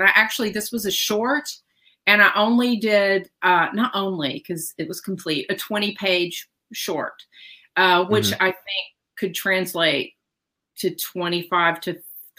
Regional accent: Tennessee, United States; And so I grew up in that kind of, I'm from Tennessee. You can probably tell by listening to me, and all my family's from Mississippi

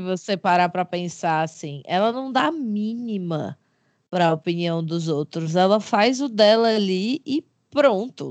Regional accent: Fortaleza, Ceará, Brazil; Sou de Fortaleza, como vocês sabem, uma, uma grande capital aqui neste, neste Brasil varonil

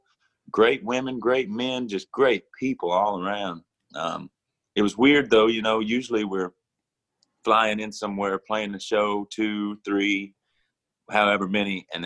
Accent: Mississippi, United States; now in Nashville, United States; being from Mississippi originally, there's a lot of blues music, a lot of blues, a lot of R&B, at least when I was growing up

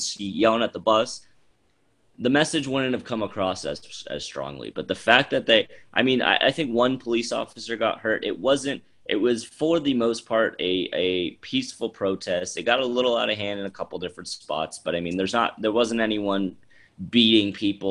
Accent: Florida, United States

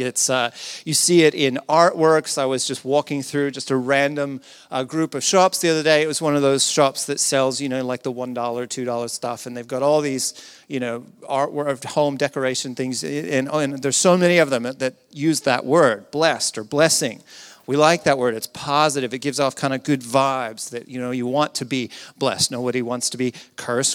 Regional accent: the South, United States; I come from the South in the U S

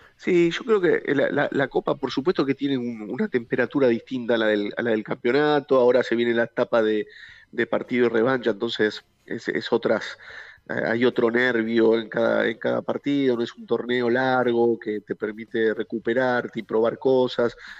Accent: Argentina; como argentino

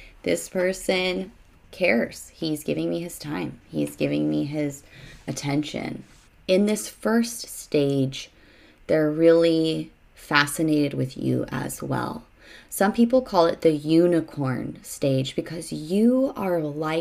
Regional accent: Arizona, United States; moved away as an adult; I was from Arizona.

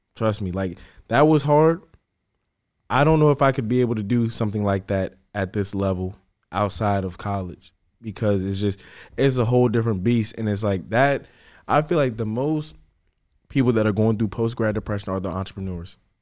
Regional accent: Fredericksburg, Virginia, United States; moved away as an adult; also born or lived in Richmond; I'm from Fredericksburg. I came to Richmond

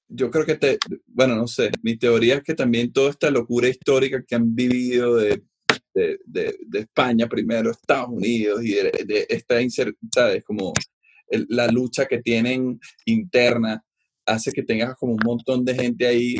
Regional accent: Venezuela; nosotros en Venezuela que vivimos eternamente manifestando

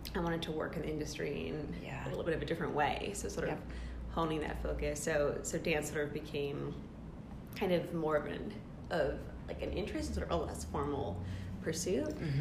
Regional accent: outside of Boston, New England, Massachusetts, United States; moved away as an adult; now in West Coast, United States; I'm from the East Coast originally, so I grew up in New England outside of Boston

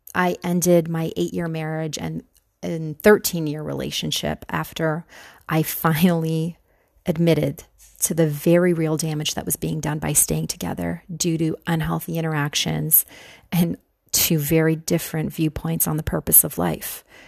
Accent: Canada; moved away as an adult; also born or lived in Buffalo, New York / New York City; I'm from Canada

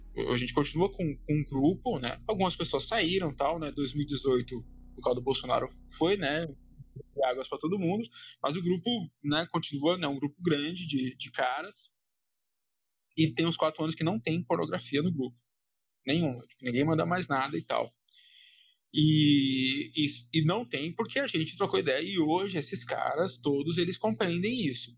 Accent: São Paulo, Brazil; eu sou de São Paulo

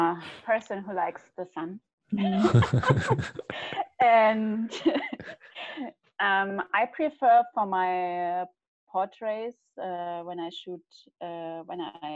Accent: Munich, Bavaria, Germany; I'm the only original born Munich woman

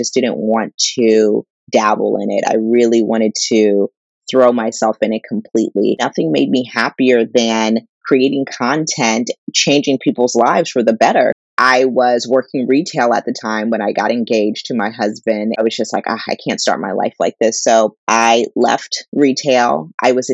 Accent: Pittsburgh, Pennsylvania, United States; I grew up in the Pittsburgh area

